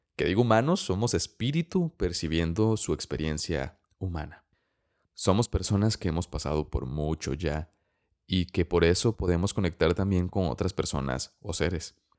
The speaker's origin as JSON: {"language": "Spanish", "country": "Costa Rica", "said": "soy costarricense"}